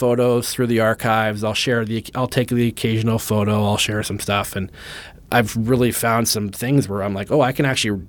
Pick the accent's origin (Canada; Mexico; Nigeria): Canada; as a Canadian